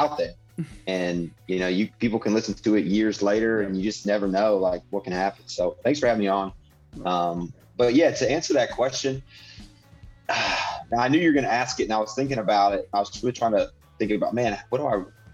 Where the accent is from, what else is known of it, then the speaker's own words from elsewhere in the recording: Indiana, United States; I grew up in Indiana